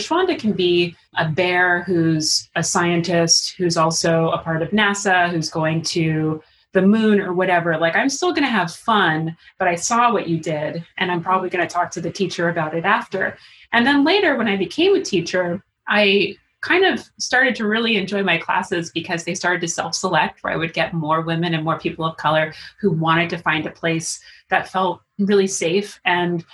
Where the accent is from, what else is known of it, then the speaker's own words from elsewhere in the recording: New York City, New York, United States; now in Harlem, United States; I'm from Queens